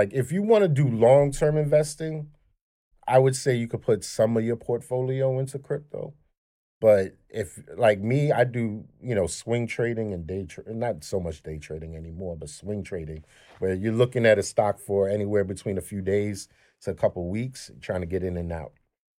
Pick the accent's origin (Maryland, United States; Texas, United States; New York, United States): New York, United States; Flatbush; moved away; I'm from Flatbush, right? And I just moved from Flatbush not too long ago. And during the pandemic, I seen this shit starting to revert back to the way shit was when I was growing up.